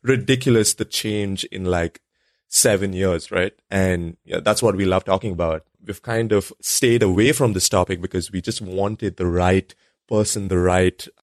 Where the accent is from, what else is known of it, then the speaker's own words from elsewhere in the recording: India; moved away; when I was growing up in India. And then when I moved out here